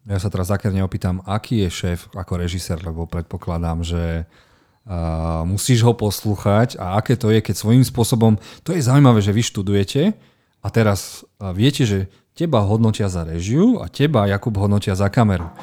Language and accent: Slovak; Slovakia; ja ako Slovák